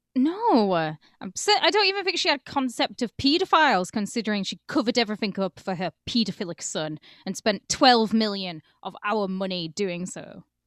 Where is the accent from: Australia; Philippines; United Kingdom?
United Kingdom